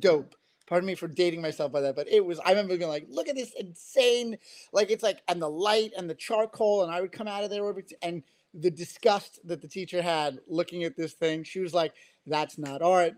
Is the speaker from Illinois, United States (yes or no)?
no; New York City, New York, United States; I grew up in Queens, New York. If my accent didn't give me away